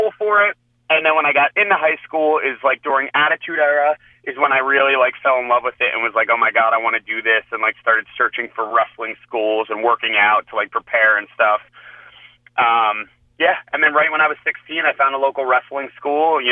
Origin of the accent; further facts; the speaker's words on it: New Jersey, United States; I'm from Jersey